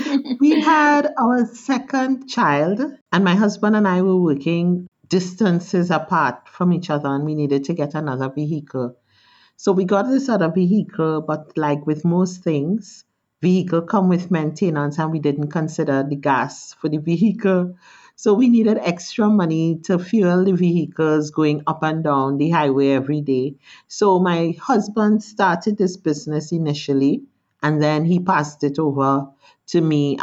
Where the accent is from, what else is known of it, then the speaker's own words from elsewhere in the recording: Trinidad, Trinidad & Tobago; born there; Well, I was born in Trinidad.